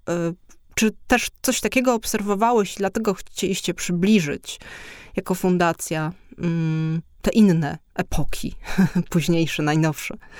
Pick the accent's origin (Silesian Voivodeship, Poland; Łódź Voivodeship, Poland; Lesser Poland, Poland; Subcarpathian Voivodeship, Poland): Lesser Poland, Poland; Kraków; ja jestem z Krakowa w tym sensie, że urodziłam się tam i stamtąd pochodzę